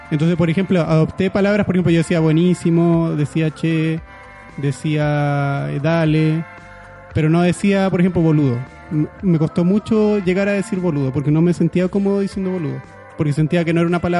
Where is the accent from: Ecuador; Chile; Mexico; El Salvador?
Chile; also born or lived in Argentina; Pero cuando yo estaba en Argentina, para, para todos allá yo era el chileno, pues yo hablaba como chileno. Entonces como que quedé como en un punto medio en el que acá era el argentino y en Argentina era el chileno.